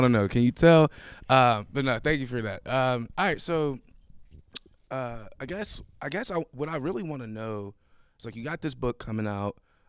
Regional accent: Buffalo, New York, United States; now in Pittsburgh, United States; So I moved here from Buffalo, New York.

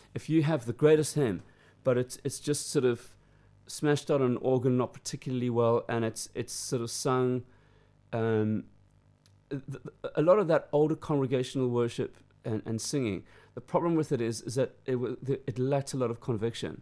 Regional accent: Durban, KwaZulu-Natal, South Africa; now in United Kingdom; growing up in South Africa

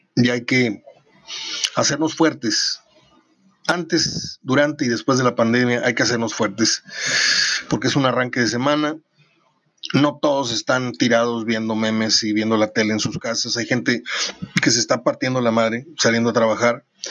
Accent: Mexico; somos mexicanos

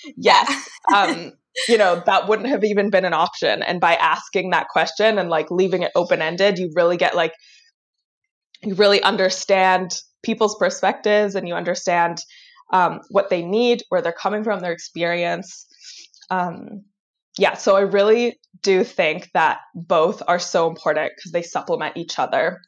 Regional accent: Vancouver, British Columbia, Canada; also born or lived in Tel Aviv, Israel / Kingston, Ontario; I was born in Israel, in Tel Aviv. And um, when I was like a little under two years old, my family moved to Vancouver. Um, and I have been here ever since

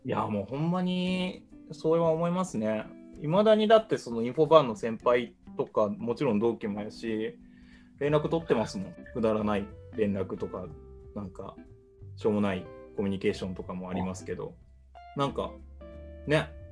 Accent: Kyoto, Japan; 僕が京都出身だって言ったら

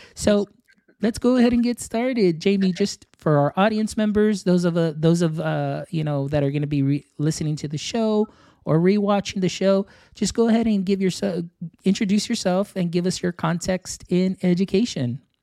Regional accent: Texas, United States; I'm from Texas

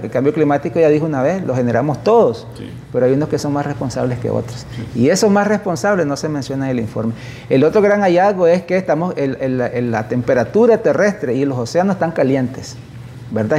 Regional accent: Nicaragua; somos los nicaragüenses

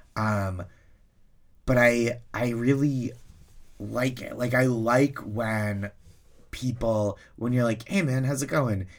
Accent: Boston, Massachusetts, United States; I, I grew up around there.

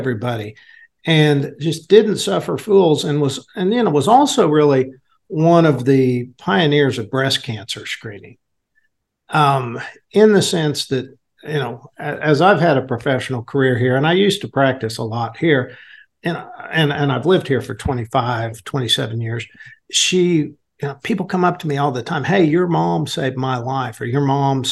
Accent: Enid, Oklahoma, United States; I was born here in Enid

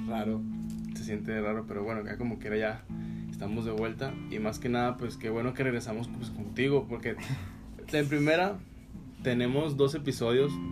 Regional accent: Gómez Palacio, Durango, Mexico; yo soy de aquí de Gómez

